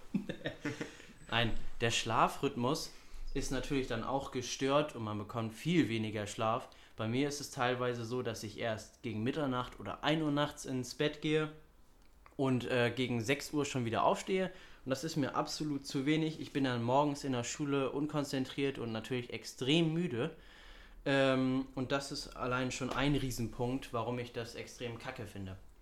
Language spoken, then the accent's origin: German; Hamburg, Germany; ich bin 18 Jahre alt, ich komme aus Hamburg, bin Schüler